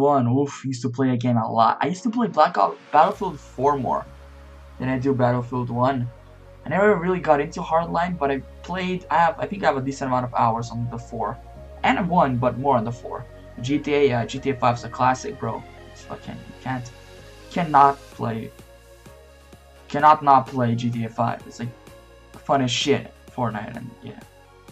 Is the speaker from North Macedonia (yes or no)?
yes; North Macedonia; I'm from Macedonia. It's a small country in Europe.